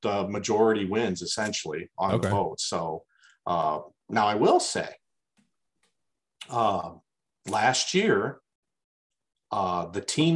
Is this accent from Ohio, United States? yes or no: yes; Perrysburg, Ohio, United States; I'm from Perrysburg too.